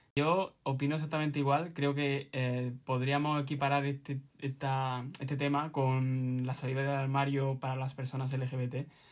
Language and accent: Spanish; Granada, Andalusia, Spain; tengo 20 años, mm, soy de Granada